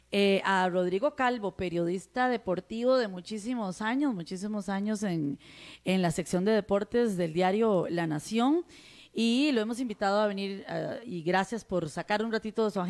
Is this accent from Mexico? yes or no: no; Costa Rica; Soy Tico. Soy Tico.